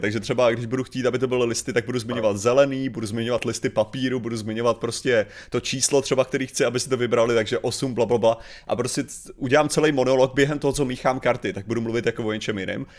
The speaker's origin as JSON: {"language": "Czech", "town": "Chodov", "region": "Karlovy Vary Region", "country": "Czechia", "tie": "born or raised there", "said": "v mém rodném městě"}